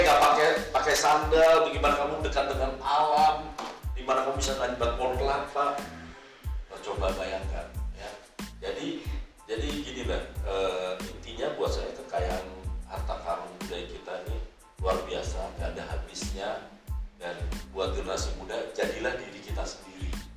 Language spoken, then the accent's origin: Indonesian; Jakarta, Indonesia; kita orang Jakarta